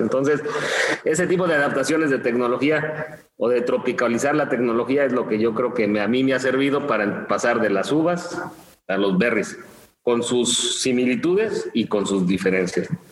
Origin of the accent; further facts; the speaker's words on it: Mexico City, Mexico; moved away; also born or lived in Chiapas; soy de la Ciudad de México, pero nunca me gustó la, la gran ciudad